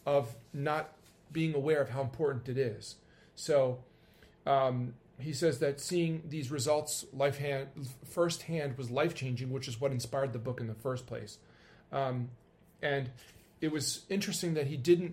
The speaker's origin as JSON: {"language": "English", "region": "New York", "country": "United States", "said": "I'm a New Yorker"}